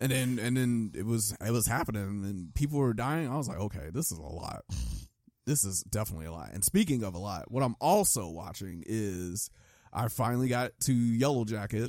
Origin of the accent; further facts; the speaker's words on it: United States; I grew up in America